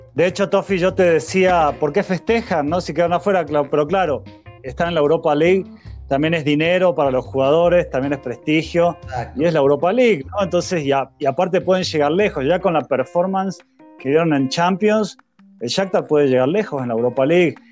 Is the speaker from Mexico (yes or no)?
no; Argentina; nosotros como argentinos hinchábamos por Liberia